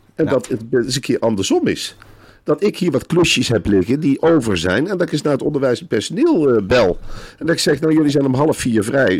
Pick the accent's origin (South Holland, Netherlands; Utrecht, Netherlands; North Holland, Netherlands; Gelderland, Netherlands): Gelderland, Netherlands; Velp; ik ben in Arnhem-Velp opgegroeid